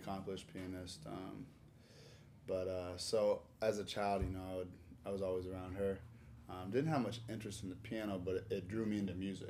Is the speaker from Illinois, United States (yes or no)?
no; Nebraska, United States; moved away as an adult; now in Orlando, United States; I was born in Nebraska. I moved to Orlando when I was 18